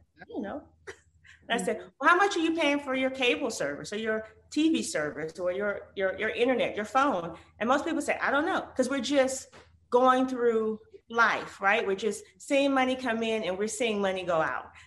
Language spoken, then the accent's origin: English; Detroit, Michigan, United States; as a little girl growing up in Detroit, Michigan